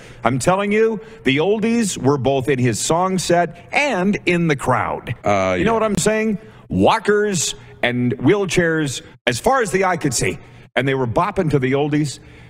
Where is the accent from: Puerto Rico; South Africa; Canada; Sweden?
Canada; Calgary, Alberta; my hometown team.